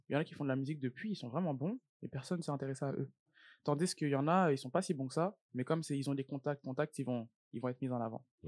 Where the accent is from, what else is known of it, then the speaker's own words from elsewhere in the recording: Île-de-France, France; moved away as an adult; now in Montreal, Canada; J'ai grandi en France mhm. et je suis né en France